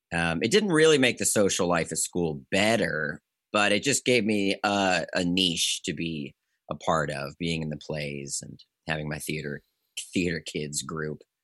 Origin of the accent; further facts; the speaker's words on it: Bowie, Maryland, United States; I come from Maryland. I come from a suburb outside of D C called Bowie